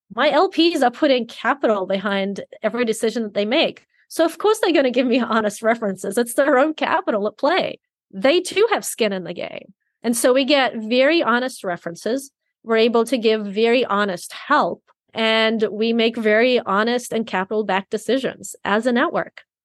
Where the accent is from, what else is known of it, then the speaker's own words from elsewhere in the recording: Sydney, New South Wales, Australia; I grew up in Sydney, Australia